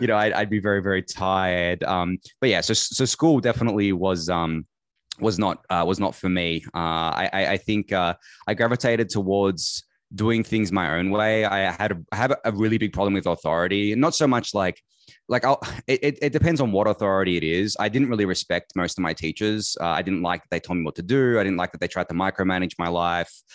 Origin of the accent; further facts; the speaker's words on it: Melbourne, Victoria, Australia; I've been in Melbourne my entire life. I was born here, raised here, lived here